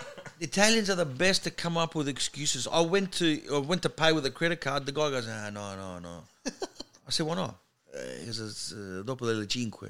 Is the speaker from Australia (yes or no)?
yes; Sydney, New South Wales, Australia; accent: Australian; now in Melbourne, Australia; I grew up in Sydney, but I live in Melbourne now.